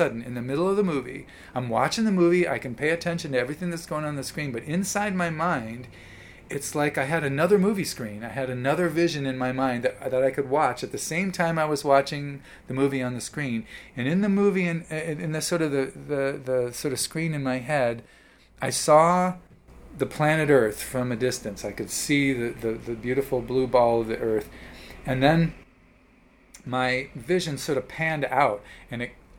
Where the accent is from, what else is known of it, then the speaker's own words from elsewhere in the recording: Evanston, Illinois, United States; moved away as an adult; also born or lived in Chicago / New York; I grew up in Evanston, Illinois